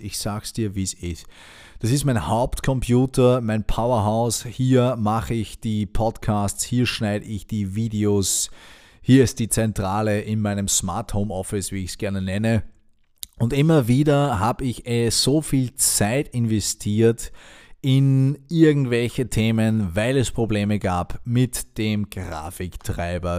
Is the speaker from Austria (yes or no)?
yes; Austria; Bei uns in Österreich